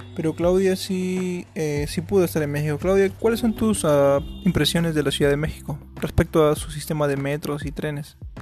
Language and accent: Spanish; Peru; nosotros somos de Perú, acá en Perú